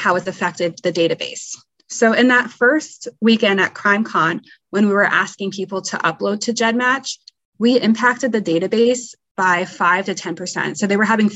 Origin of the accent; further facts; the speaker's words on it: Arizona, United States; moved away; I'm from Arizona originally